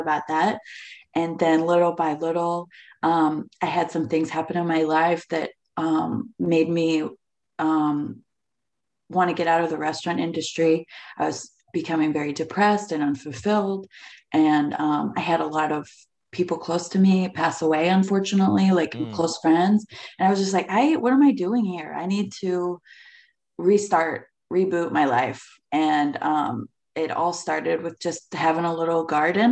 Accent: Ohio, United States; moved away as an adult; also born or lived in Atlanta, Georgia; now in Jackson, South Carolina, United States; I moved from Ohio in my quaint little farm town to the big city of Atlanta

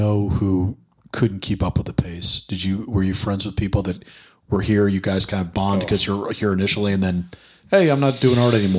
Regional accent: New York, United States; I say this as a very biased New Yorker

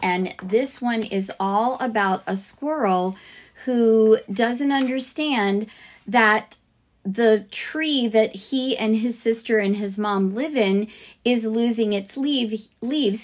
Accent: Fort Lauderdale, Florida, United States; now in Alabama, United States; I grew up in South Florida, like way south, Fort Lauderdale area.

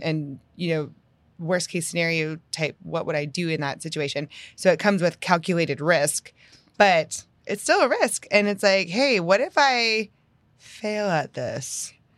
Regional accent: Northeast, United States; also born or lived in Houston area, Texas; now in Houston, United States; I'm from the Northeast

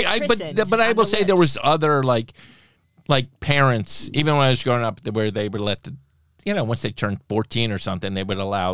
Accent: Plantation, Florida, United States; I grew up in Plantation, Florida.

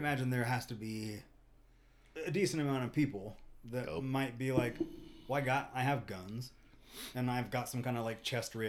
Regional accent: United States; I, as an American

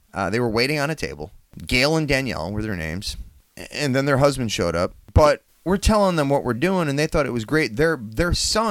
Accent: La Crosse, Wisconsin, United States; Max Scherzer played in my hometown when he was at Mizzou. Played for the La Crosse Loggers.

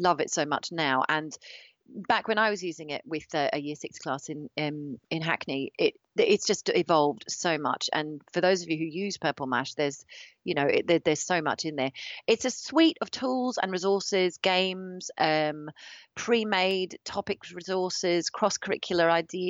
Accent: Australia; moved away as an adult; now in United Kingdom; my parents are both musicians, so I grew up traveling around Australia

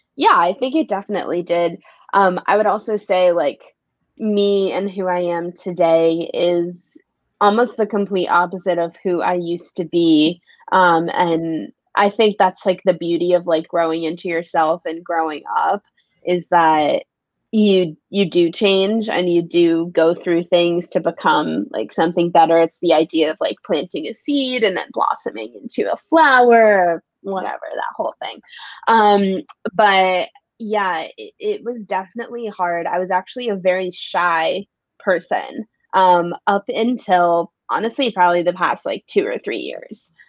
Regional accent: New York City, New York, United States; also born or lived in Los Angeles, California; It's my home. Uh, born and raised here

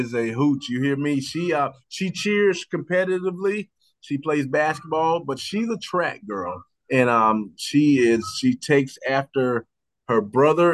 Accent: Roxboro, North Carolina, United States; I grew up in Roxboro, North Carolina

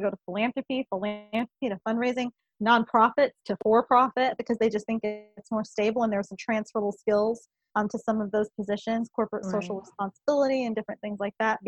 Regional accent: Omaha, Nebraska, United States; I'm from Omaha, Nebraska

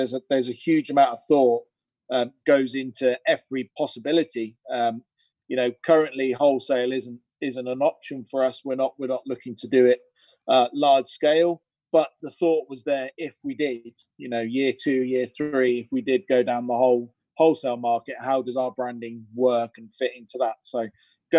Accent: Cirencester, South West England, United Kingdom; near where I grew up in Cirencester.

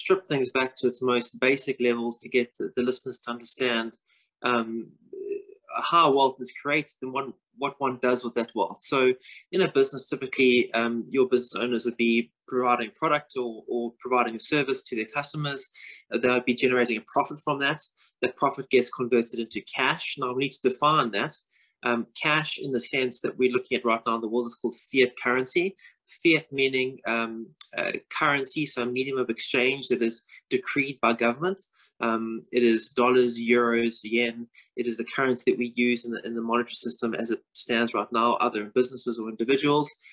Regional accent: South Africa; moved away as an adult; now in London, United Kingdom; I'm obviously South African by birth, living currently in London. I've been here since 2008.

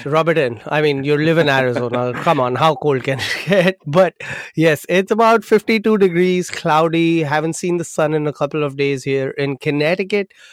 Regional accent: Mumbai, Maharashtra, India; moved away; I'm from India, grew up in Mumbai

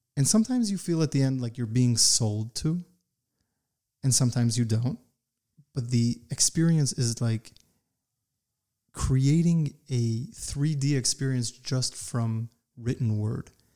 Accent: United States; I grew up in the United States

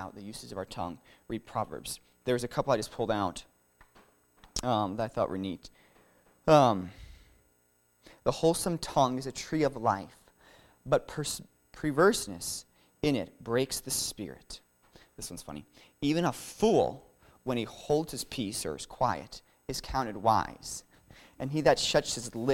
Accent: Florida, United States; I'm from Florida

